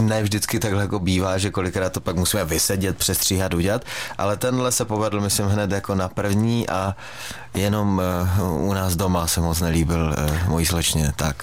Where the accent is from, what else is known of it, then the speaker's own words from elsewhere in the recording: Frýdek-Místek, Moravian-Silesian Region, Czechia; my třeba ve Frýdku